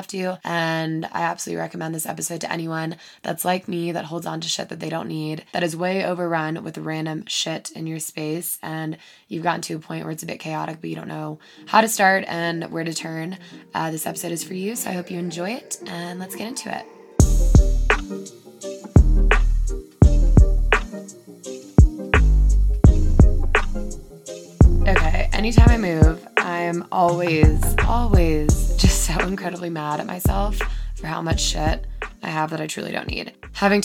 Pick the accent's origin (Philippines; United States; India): United States; Madison, Alabama; moved away as an adult; also born or lived in Winter Park, Colorado / Spain; now in Breckenridge, United States; I'm from Madison, Alabama